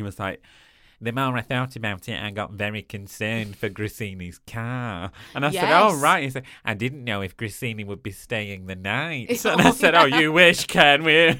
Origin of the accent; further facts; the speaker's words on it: East of England, United Kingdom; I'm from Norfolk, so feel free to read it in an accent, although I don't think I have one.